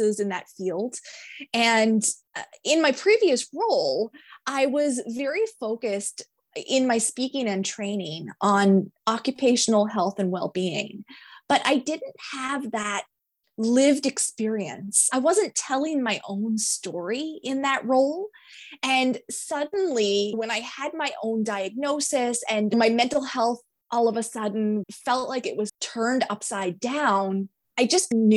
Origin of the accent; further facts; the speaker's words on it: Eastern Canada, Canada; I am from Eastern Canada